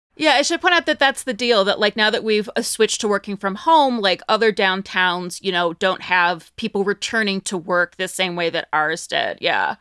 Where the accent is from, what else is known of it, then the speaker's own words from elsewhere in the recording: Northeast Ohio, United States; moved away as an adult; also born or lived in New York / Cleveland, Ohio; now in Las Vegas, United States; I'm from Northeast Ohio